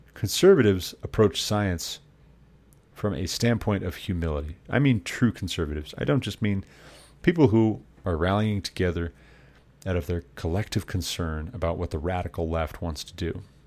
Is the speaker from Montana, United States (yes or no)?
yes; Montana, United States; the state of Montana, my home state.